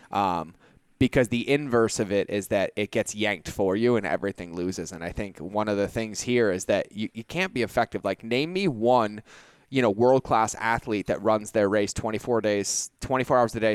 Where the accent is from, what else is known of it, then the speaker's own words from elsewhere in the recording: Boston, Massachusetts, United States; moved away as an adult; I grew up in Boston, right? So like, I can go hoopak the cod, like it's all there. But when I joined the military, I left Boston and went to South Carolina.